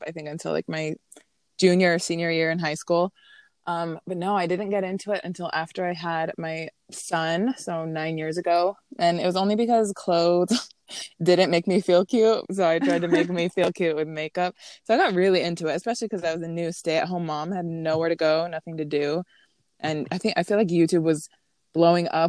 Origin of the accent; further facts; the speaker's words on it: Utah, United States; moved away as an adult; now in Las Vegas, United States; I'm from Utah, recently relocated to Vegas, been here about a year